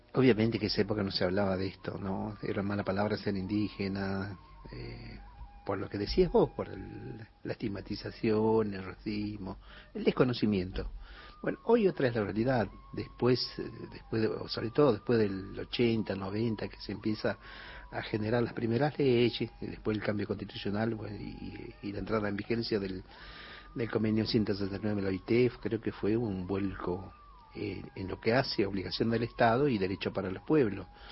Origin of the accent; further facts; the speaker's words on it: Cachi, Salta, Argentina; soy del Valle Calchaquí, de Cachi